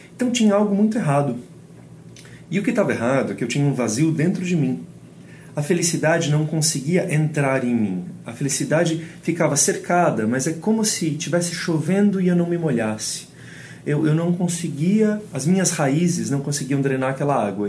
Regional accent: Brazil; eu nasci aqui no Brasil

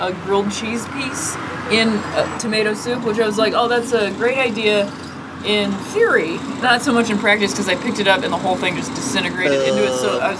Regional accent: Ohio, United States; I'm from Ohio

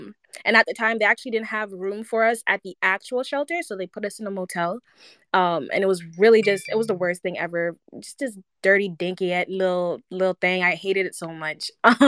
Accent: United States; especially in the States, growing up in the South Side, the music there, highly, highly influential towards my sound

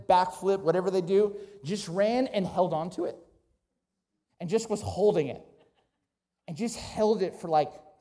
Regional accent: Ventura County, California, United States; I grew up in Ventura County, California, between Malibu and Santa Barbara

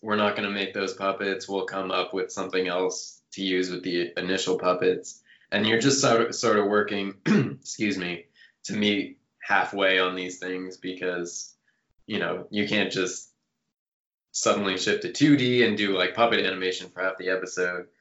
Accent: Canada; moved away as an adult; now in United States; working in the states as a Canadian

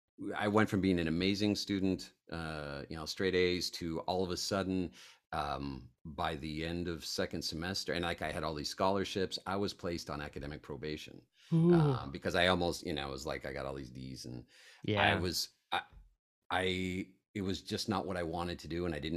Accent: Colorado, United States; also born or lived in Italy / New York; it was just such a strange thing growing up in Colorado and Italy, and a little bit New York

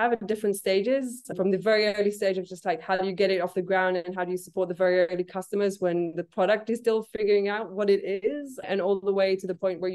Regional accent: Israel; moved away; I'm originally from Israel

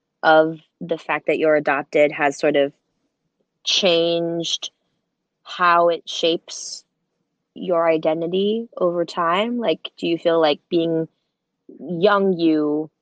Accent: Central New Jersey, United States; Central New Jersey

